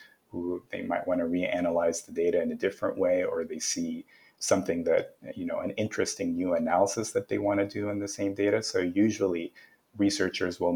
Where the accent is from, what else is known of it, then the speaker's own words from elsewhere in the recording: Canada; I'm from Canada. And as a Canadian